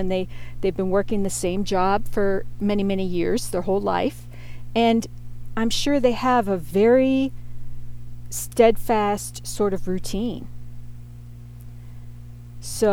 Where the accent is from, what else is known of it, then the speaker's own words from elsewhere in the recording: Pittsburgh, Pennsylvania, United States; moved away as an adult; also born or lived in North Carolina; I grew up in Pittsburgh, and that's where I had my formative years. My family moved there to Fox Chapel, which was a wealthy suburb of Pittsburgh, when I was in fifth grade